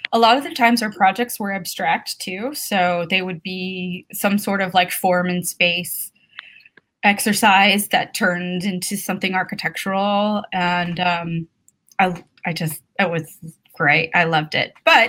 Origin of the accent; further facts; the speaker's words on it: New Mexico, United States; also born or lived in San Francisco, United States / Phoenix, United States; I'm from like several places, I suppose. So I was born in San Francisco, but we were there for like a year. Then my parents moved down to Phoenix, Arizona, and then to New Mexico, where a lot of my extended family is from. All over New Mexico